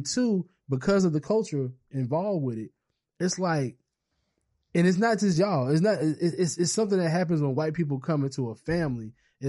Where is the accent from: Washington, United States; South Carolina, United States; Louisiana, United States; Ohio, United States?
South Carolina, United States; Charleston; Because I'm from South Carolina, from Charleston.